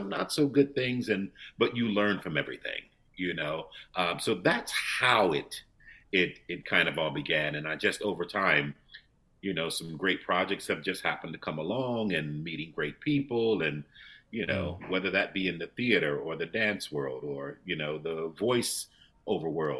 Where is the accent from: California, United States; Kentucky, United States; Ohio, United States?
Ohio, United States; also born or lived in New York / Germany; now in London, United Kingdom; I grew up in the Midwest, in Ohio